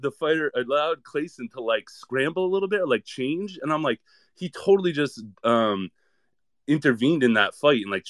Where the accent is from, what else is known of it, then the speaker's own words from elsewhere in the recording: New England, United States; I'm from New England